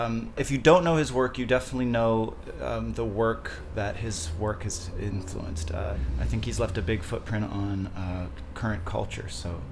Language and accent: English; Canada; now in Los Angeles, United States; I'm actually originally from Canada